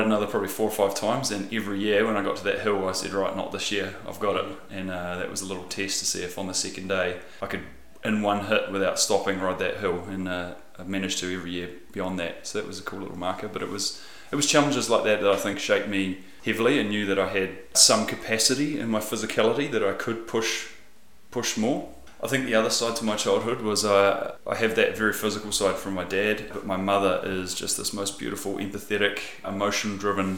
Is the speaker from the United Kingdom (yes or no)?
no; Wellington, New Zealand; I was born here in Wellington. I'm one of the born and raised few. I grew up in Wilton, in the western suburbs of Wellington